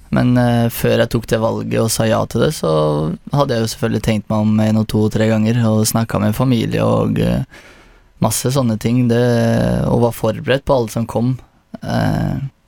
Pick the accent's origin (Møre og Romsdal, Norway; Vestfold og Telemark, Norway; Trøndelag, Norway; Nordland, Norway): Vestfold og Telemark, Norway; Porsgrunn; jeg vokste opp i Herøya